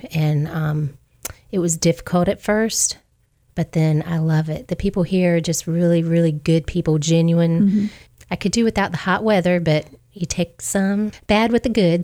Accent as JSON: {"language": "English", "town": "Hampton", "region": "Virginia", "country": "United States", "also_born_or_lived": "Geneva, Alabama", "moved": "as an adult", "lives_now": "Wiregrass, Alabama, United States", "said": "I'm originally from Hampton, Virginia, but I've been down here in the Wiregrass area now for 29 years"}